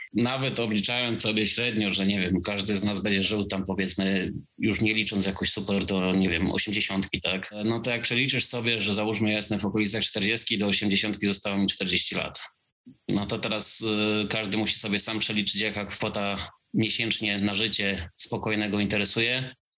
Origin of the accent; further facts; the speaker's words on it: Silesian Voivodeship, Poland; also born or lived in England; jestem gdzieś tam ze Śląska